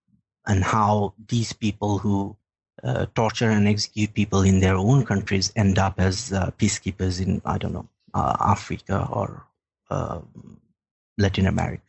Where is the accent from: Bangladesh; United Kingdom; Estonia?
Bangladesh; moved away as an adult; now in Sweden; I am originally from Bangladesh, where I worked for the Daily Star newspaper and was an editor with the Forum magazine. And I was also working for Human Rights Watch there.